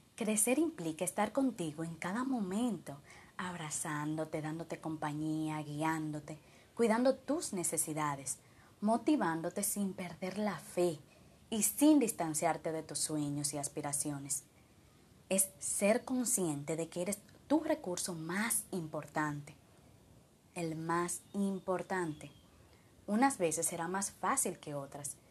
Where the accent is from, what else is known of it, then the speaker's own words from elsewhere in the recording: Dominican Republic; de República Dominicana